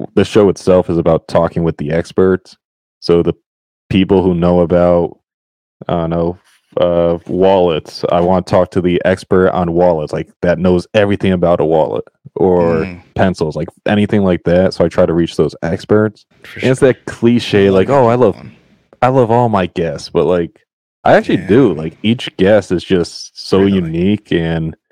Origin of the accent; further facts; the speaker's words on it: Connecticut, United States; moved away as an adult; now in Rhode Island, United States; Connecticut, born and raised.